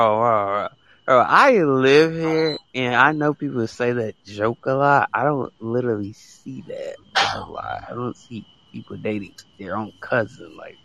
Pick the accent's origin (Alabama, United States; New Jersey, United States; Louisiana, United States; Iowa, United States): Alabama, United States; From the United States. From the state of Alabama, basically.